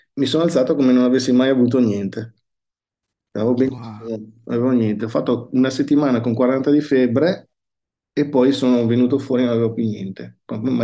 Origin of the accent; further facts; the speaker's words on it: Verona, Veneto, Italy; Io sono nato a, a Verona, sono nato in, in, un borgo di Verona